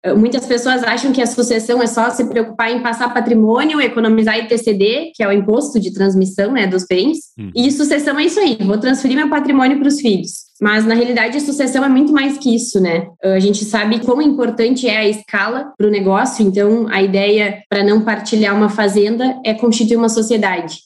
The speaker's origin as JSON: {"language": "Portuguese", "town": "Porto Alegre", "region": "Rio Grande do Sul", "country": "Brazil", "tie": "born or raised there", "moved": "as an adult", "lives_now": "Cuiabá, Brazil", "said": "Eu sou gaúcha, natural de Porto Alegre"}